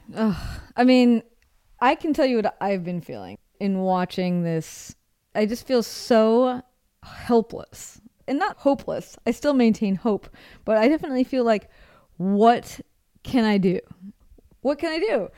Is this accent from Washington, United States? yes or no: yes; Seattle, Washington, United States; moved away as an adult; also born or lived in Rome; I'm from Seattle.